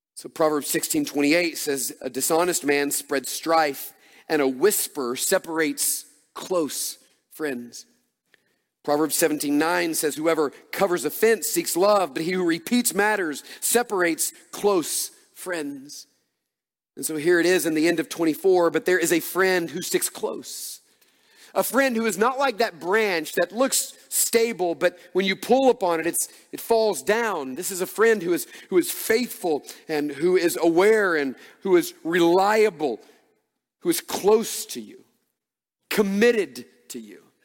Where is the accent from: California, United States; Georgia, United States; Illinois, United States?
Georgia, United States; Atlanta; moved away as an adult; also born or lived in Dallas, Texas; now in Oconee County, Georgia, United States; we grew up in Atlanta and were in large churches.